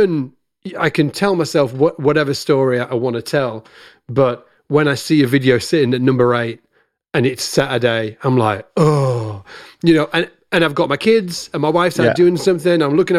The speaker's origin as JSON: {"language": "English", "country": "United Kingdom", "said": "just before I was sitting in my kitchen, being very British, eating sausages with ketchup."}